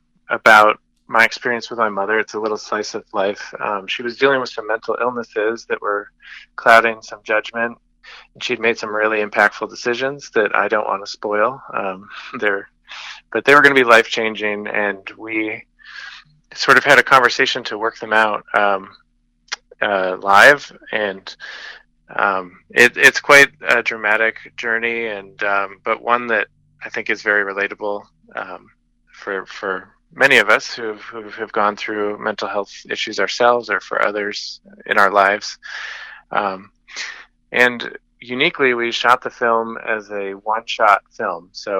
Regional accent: Gary, New York, United States; So I grew up in Gary.

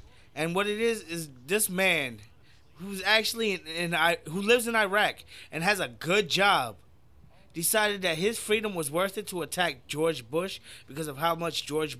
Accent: Trinidad & Tobago; I'm from the fucking Caribbean. Trinidad.

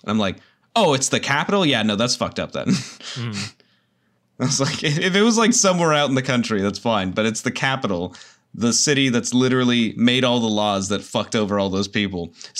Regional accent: West Coast, United States; I'm like, it means the East Coast, but and I'm from the West Coast.

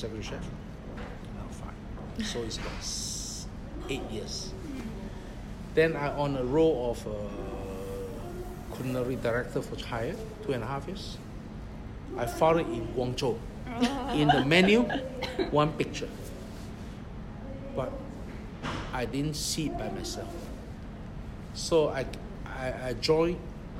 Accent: Singapore; moved away as an adult; also born or lived in Shanghai, China; now in China; 21 years in China. And I'm from Singapore

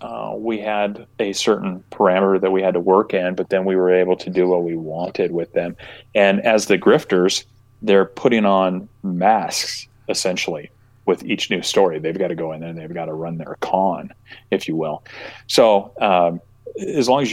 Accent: just outside of Lima, Ohio, United States; moved away; when I was young, I grew up just outside of Lima.

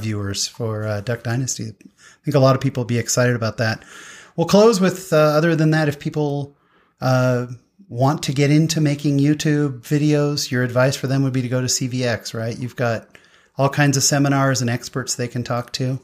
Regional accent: Utah, United States; I'm from Utah

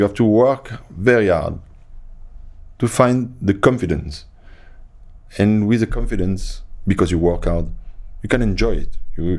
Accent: France; And I came from France. I played for France, but nobody knew me when I arrived, you know.

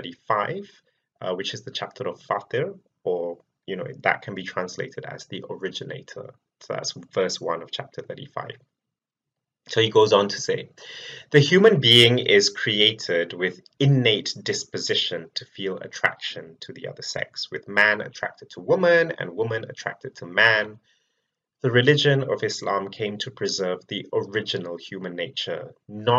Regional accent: Malaysia; moved away as an adult; now in United Kingdom; I was born and raised in Malaysia and relocated to the UK more than 10 years ago

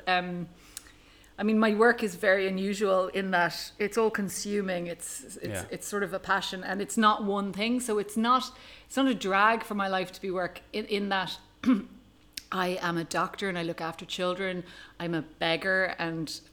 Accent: Ireland; moved away as an adult; now in Tanzania; I am an Irish paediatric oncologist who has lived in Tanzania for the last 12 years.

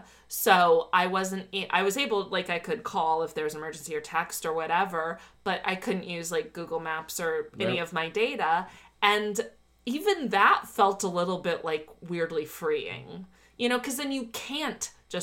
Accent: Miami, Florida, United States; I'm from Miami.

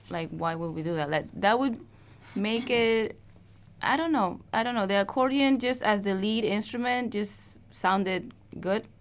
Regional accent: Peru; English is a second language; now in Queens, New York, United States; I live in Queens. I migrated, you know, from Peru

